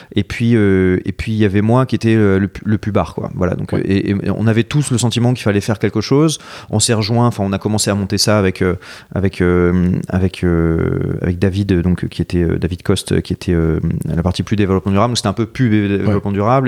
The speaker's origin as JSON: {"language": "French", "town": "Marseille", "region": "Provence-Alpes-Côte d'Azur", "country": "France", "tie": "born or raised there", "also_born_or_lived": "south of France / Paris", "moved": "as an adult", "said": "je suis de Marseille. Euh, euh, euh, j'ai, d'ailleurs, j'ai fait mon école de commerce là-bas. En fait, j'ai, j'ai grandi un peu partout dans le sud, mais, mais j'ai, passé pas mal de temps à Marseille"}